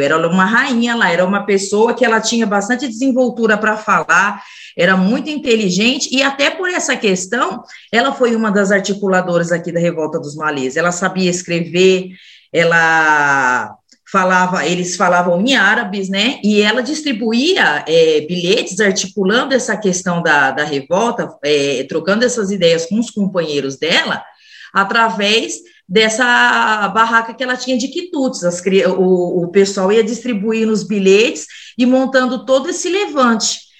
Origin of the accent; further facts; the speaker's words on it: Mauá, São Paulo, Brazil; also born or lived in São Bernardo do Campo; Mauá me adotou né, em 1985, dia 1 de janeiro, mas eu nasci na favela do Calux, dia 13 de dezembro de 79